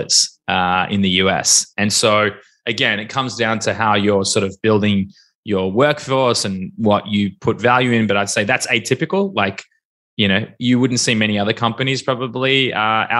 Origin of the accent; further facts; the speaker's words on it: Melbourne, Victoria, Australia; moved away as an adult; now in Tel Aviv, Israel; I'm from Melbourne